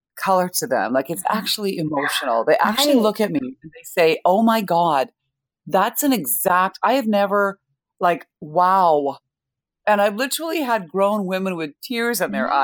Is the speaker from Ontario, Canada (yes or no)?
no; Winnipeg, Manitoba, Canada; also born or lived in India; I was born in India, I was raised in Canada